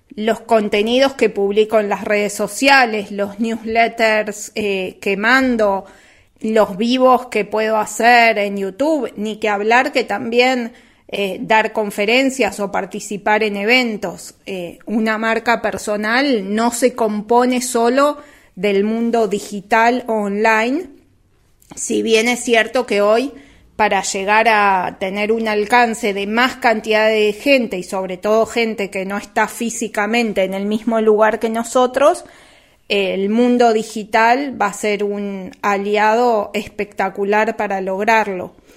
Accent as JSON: {"language": "Spanish", "country": "Uruguay", "tie": "born or raised there", "said": "en Uruguay, donde yo nací y, y me crié y vivo"}